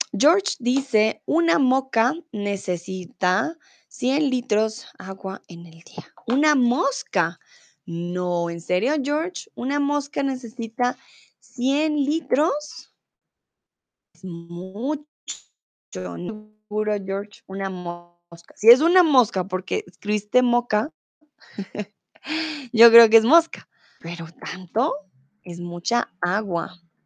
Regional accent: Colombia; soy de Colombia

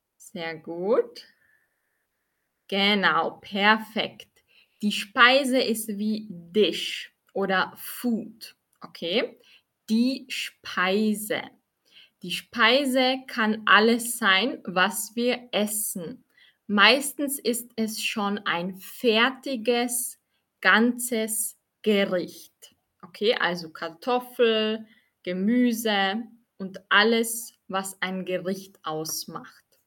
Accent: Austria; ich bin aus Österreich, wie viele von euch schon wissen

